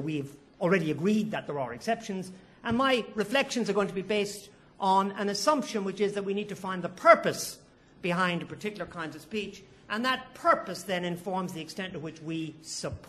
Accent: Ireland; now in United Kingdom; as an Irishman

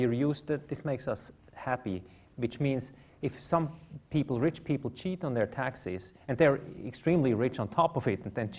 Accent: Switzerland; I come from Switzerland

